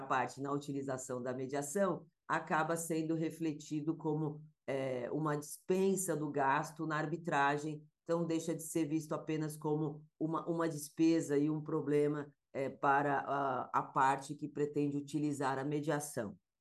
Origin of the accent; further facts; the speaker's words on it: Brazil; nós advogados somos, né, brasileiros